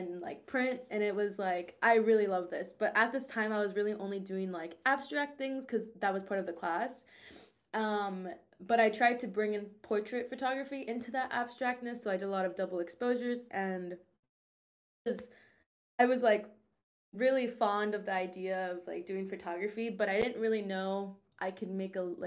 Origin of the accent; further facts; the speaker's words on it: Orlando, Florida, United States; I'm from Orlando, senior in college